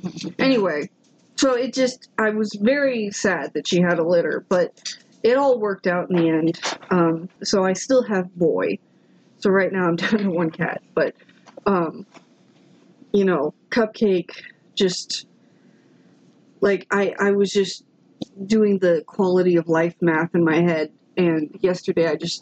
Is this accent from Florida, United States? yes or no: yes; Florida, United States; And second off, I'm from Florida, and I get it.